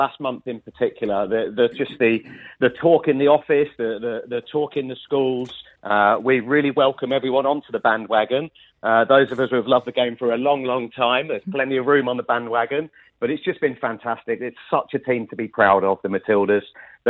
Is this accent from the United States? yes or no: no; England, United Kingdom; now in Sydney, Australia; I'm an Englishman by birth.